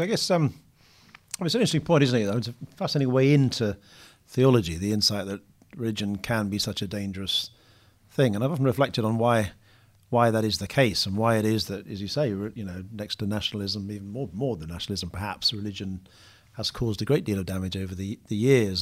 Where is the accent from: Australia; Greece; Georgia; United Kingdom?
United Kingdom; now in London, United Kingdom; I'm British or, you know, live in London